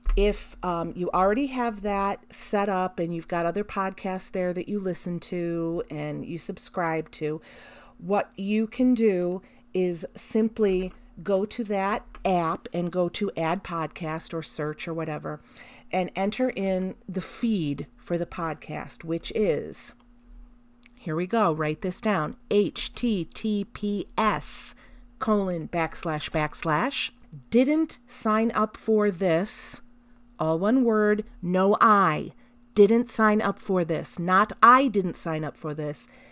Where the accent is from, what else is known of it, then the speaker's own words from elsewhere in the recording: United States; as American parents